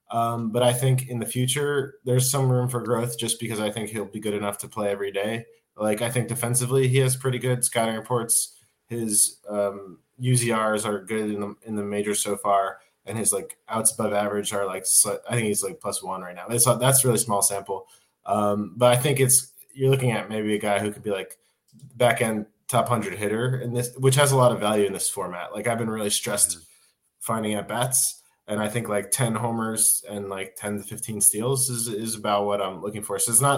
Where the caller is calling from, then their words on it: Finland; I'm in Finland. I was in U.S. Visiting family last week